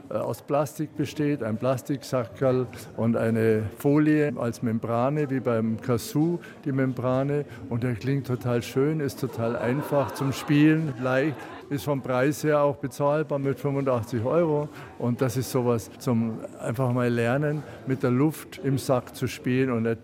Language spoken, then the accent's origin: German; Munich, Bavaria, Germany; Und als Münchner ist das für mich ein Heimspiel